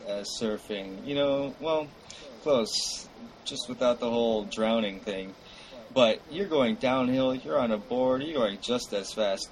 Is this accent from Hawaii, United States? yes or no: yes; Honolulu, Hawaii, United States; We're from the East Side.